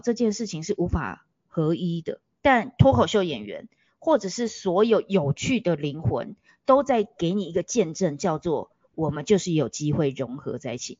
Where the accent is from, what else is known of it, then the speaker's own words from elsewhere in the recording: Taiwan; 从小就在台湾土生土，土长的我